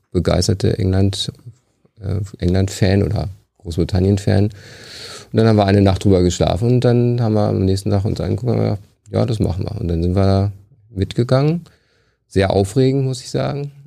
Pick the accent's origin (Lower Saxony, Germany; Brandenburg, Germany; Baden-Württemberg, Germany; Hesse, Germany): Lower Saxony, Germany; Hanover; moved away as an adult; also born or lived in Liverpool; now in Aachen, Germany; ich komme aus der Gegend von Hannover